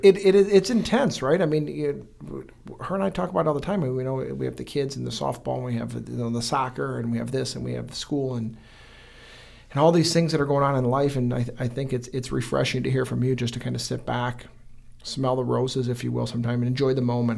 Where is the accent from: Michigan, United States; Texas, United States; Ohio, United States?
Michigan, United States; Fenton; also born or lived in Brighton; born and raised in Fenton